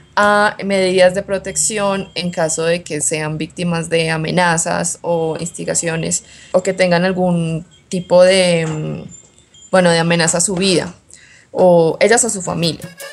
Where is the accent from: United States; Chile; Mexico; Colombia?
Colombia; also born or lived in Bogotá; soy de Colombia, vivo en Bogotá